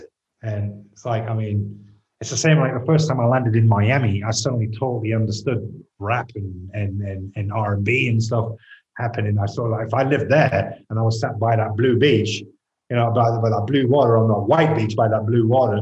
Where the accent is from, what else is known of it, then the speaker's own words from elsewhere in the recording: Stockton-on-Tees, North East England, United Kingdom; I'm from the North. I'm from Stockton, I'm from Teesside